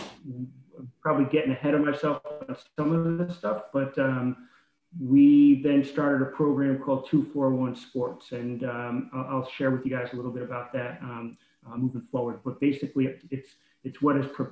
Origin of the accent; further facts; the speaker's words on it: upstate New York, United States; also born or lived in Ireland (ancestry); now in Connecticut, United States; I grew up in upstate New York with five brothers and two